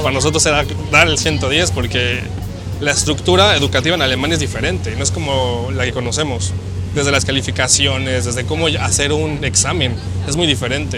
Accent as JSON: {"language": "Spanish", "country": "Mexico", "moved": "as an adult", "lives_now": "Germany", "said": "cuando enseñas el pasaporte mexicano, le dices soy de México"}